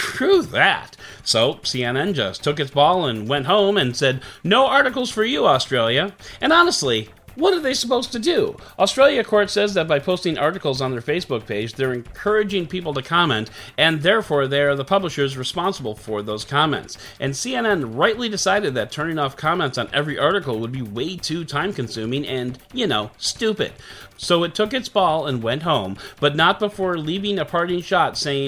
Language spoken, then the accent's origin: English; Illinois, United States; my home state of Illinois